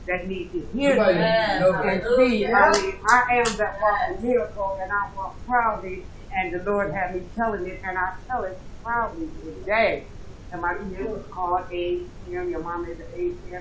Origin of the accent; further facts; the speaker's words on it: Texas, United States; I was raised in Texas too